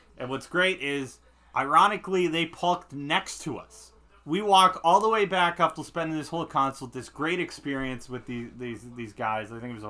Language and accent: English; Scranton, Pennsylvania, United States; Scranton area, Pennsylvania.